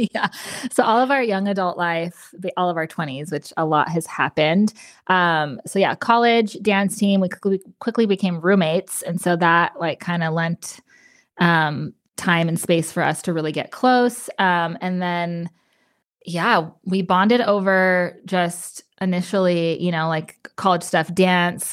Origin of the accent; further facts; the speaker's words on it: New Mexico, United States; moved away as an adult; also born or lived in Las Cruces, New Mexico; now in Austin, United States; I moved to Austin, Texas from New Mexico. I was still living in my hometown, and I moved away.